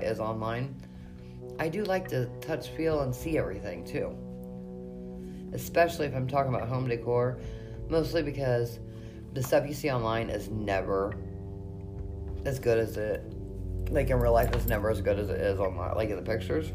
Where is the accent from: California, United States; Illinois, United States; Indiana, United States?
Indiana, United States; I have worked really hard in my hometown to break the stereotype of witches